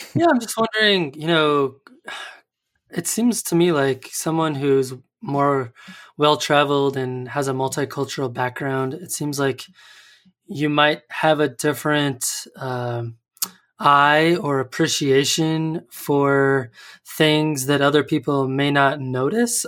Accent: United States; as an American, as a dumb American that, that I am

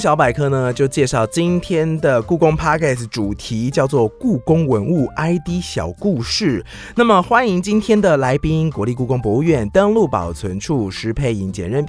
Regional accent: Taipei area, Taiwan; also born or lived in Yilan; 我在台北生活圈长大，

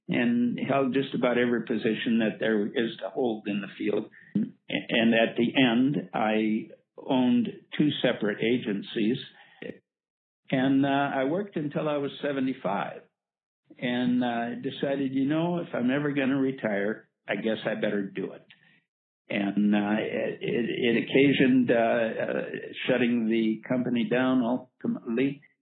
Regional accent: Black Hills of South Dakota, United States; I was born and raised in the Black Hills of South Dakota.

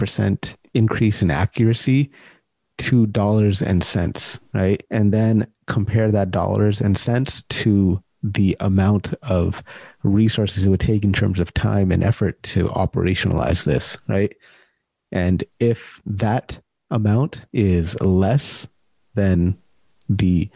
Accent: Sacramento, California, United States; I'm from Sacramento, born and raised in Sacramento

